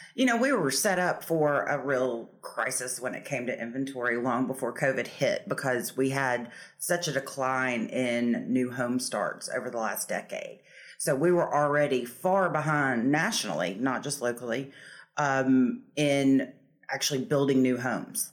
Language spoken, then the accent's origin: English; Nashville, Tennessee, United States; now in Savannah, United States; I'm from Nashville, Tennessee, uh, but I made my way to Savannah many moons ago. I've lived here longer than I lived in Tennessee, so this is now home